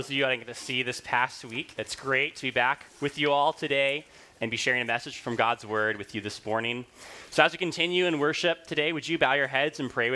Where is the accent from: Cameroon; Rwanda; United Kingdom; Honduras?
Rwanda; moved away; when I was growing up in Rwanda